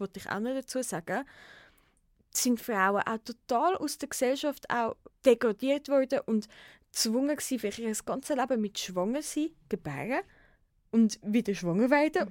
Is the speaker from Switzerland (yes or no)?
yes; Switzerland; bei uns in der Schweiz